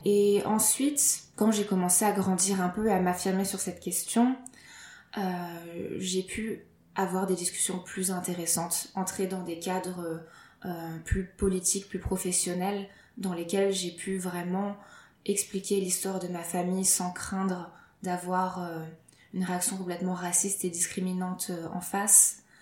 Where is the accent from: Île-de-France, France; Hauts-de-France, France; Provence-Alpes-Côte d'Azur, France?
Hauts-de-France, France; Lille; je suis française, je suis née à Lille